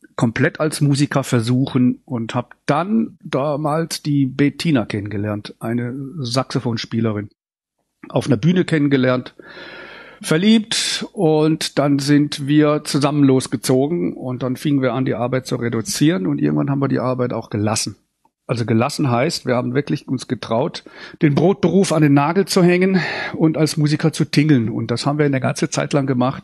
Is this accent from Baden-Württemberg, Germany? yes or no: yes; St. Peter, Baden-Württemberg, Germany; now in Sauerland, Germany; da bin ich aufgewachsen mit drei Brüdern auf dem Land in dem kleinen Dorf